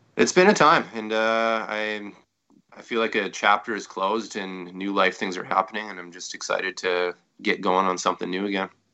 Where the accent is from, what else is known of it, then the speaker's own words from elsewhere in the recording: Saskatchewan, Canada; I'm from Saskatchewan